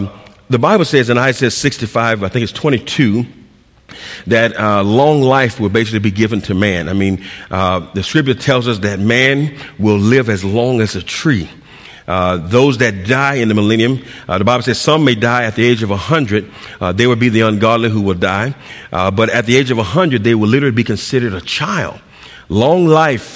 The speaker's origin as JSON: {"language": "English", "town": "San Diego", "region": "California", "country": "United States", "said": "I'm from San Diego"}